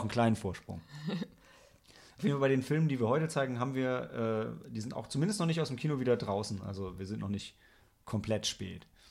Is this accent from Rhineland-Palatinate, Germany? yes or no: no; Lilienthal, Lower Saxony, Germany; ich bin aus Lilienthal bei Bremen